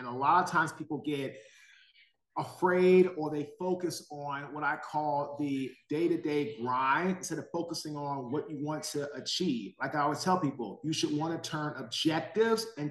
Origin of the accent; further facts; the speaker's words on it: Washington, District of Columbia, United States; now in Raleigh, United States; I'm from Washington, D.C. I live now in Raleigh, North Carolina.